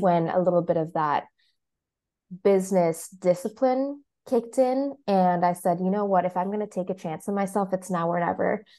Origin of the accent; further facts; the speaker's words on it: Mombasa, Mombasa County, Kenya; now in Chicago, United States; I'm based currently in Chicago, as well as in my hometown of Mombasa in Kenya.